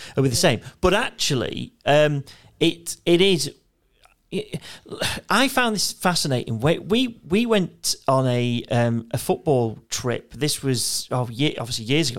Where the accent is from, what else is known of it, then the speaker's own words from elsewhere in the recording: United Kingdom; as British sort of kids